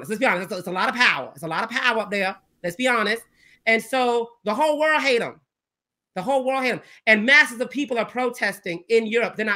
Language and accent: English; the South, United States; I'm from the South, and I've had white, you know, conservative friends